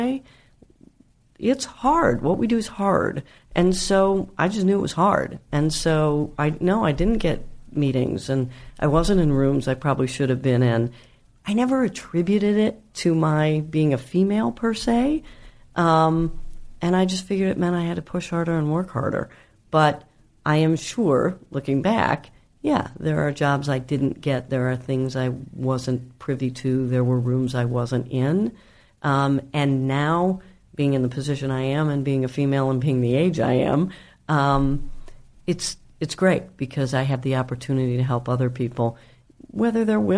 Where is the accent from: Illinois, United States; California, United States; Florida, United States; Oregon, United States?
Illinois, United States; Chicago; also born or lived in New York; I'm from Chicago and I live in Chicago, really, even though my company is based